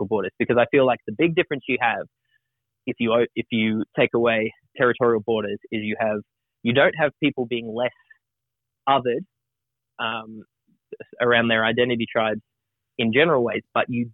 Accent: Broken Hill, New South Wales, Australia; I grew up with in Australia, I grew up in Broken Hill where there's lots of Indigenous people.

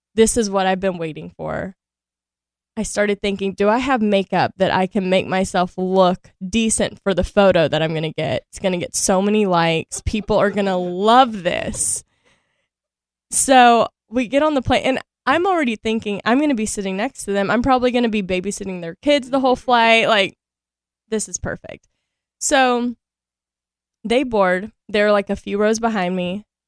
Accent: Shreveport, Louisiana, United States; moved away as an adult; also born or lived in San Diego; now in Los Angeles, United States; I grew up in Shreveport, Louisiana

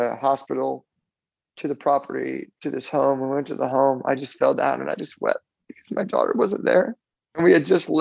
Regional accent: Florida, United States; also born or lived in New Jersey; I was born in New Jersey and raised in Florida

